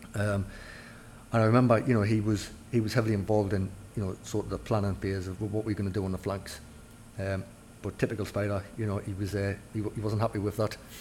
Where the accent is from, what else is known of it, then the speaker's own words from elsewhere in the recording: Newcastle upon Tyne, North East England, United Kingdom; I, I, was labelled as a Geordie